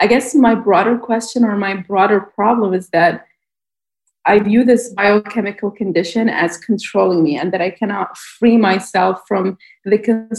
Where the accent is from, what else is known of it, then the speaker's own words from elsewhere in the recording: Bahrain; I'm from Bahrain.